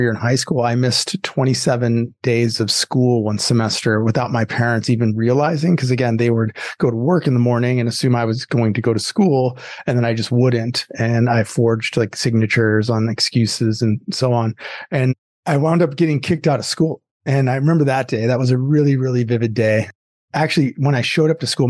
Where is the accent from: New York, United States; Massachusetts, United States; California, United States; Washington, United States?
California, United States; Southern; also born or lived in Chicago, Illinois; we moved to Southern California when I was pretty young